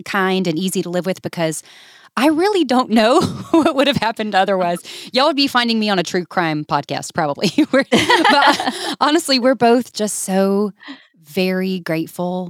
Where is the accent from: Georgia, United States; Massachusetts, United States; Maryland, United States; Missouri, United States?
Georgia, United States; moved away as an adult; now in Birmingham, United States; we're originally from Georgia